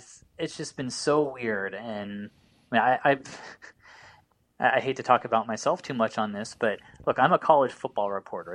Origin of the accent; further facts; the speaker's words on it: Indiana, United States; I'm from Indiana, born and raised